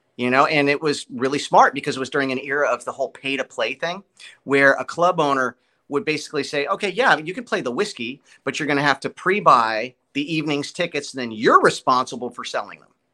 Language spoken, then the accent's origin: English; Los Angeles, California, United States; moved away as an adult; also born or lived in Burbank, California; now in Nashville, United States; I was born in Burbank. I was a Studio City kid